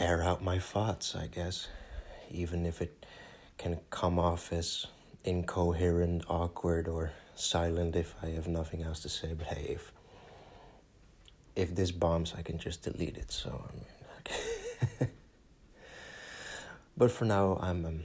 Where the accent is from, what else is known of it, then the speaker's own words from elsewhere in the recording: Netherlands; first language Dutch; English is a second language; my home country